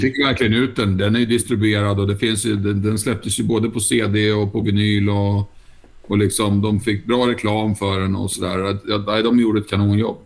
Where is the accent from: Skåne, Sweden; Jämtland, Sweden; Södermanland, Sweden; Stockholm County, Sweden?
Södermanland, Sweden; Nyköping; hemma i Nyköping